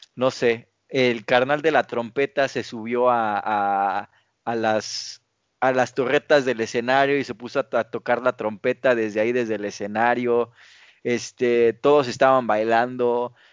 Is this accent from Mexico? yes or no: yes; Mexico; somos como mexicanos